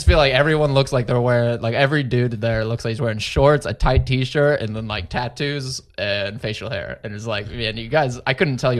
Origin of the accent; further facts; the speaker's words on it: Plano, Texas, United States; now in San Antonio, United States; I grew up in the Dallas area, Plano, which is very much just the same, just white people everywhere, right?